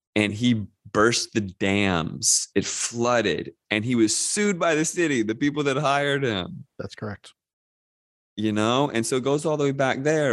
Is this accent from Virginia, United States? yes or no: yes; Northern Virginia, United States; I grew up in Northern Virginia, just outside of DC